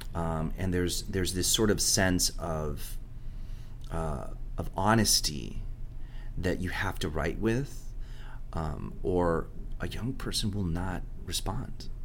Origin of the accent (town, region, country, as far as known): Miami, Florida, United States; first language Spanish; English is a second language